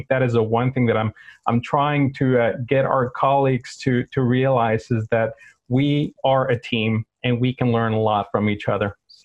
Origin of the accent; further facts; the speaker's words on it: South Texas, United States; moved away as an adult; now in Sweden; South Texas, where I'm from